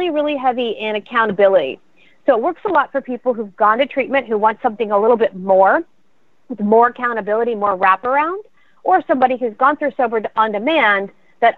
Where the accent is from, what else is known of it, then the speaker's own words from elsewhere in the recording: Pottstown, Pennsylvania, United States; I grew up in Pottstown, Pennsylvania, and I went to Pottsgrove High School